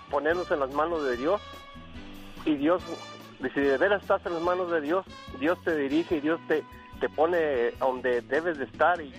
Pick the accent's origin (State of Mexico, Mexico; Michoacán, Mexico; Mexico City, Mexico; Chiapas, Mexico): Michoacán, Mexico; La Huacana; Este, claro, estilo Michoacán, yo soy de la Huacana, Michoacán.